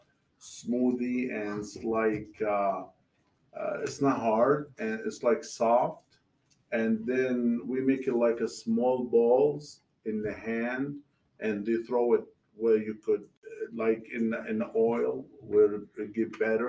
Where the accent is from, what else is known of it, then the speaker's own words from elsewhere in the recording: Palestine; now in Georgia, United States; My family from Palestine. We came from the Holy Land, near city of Jerusalem.